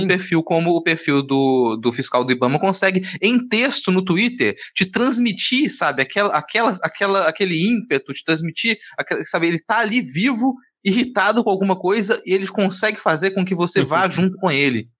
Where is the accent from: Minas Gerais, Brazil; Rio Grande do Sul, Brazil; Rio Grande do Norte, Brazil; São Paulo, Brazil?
Minas Gerais, Brazil; eu sou de Minas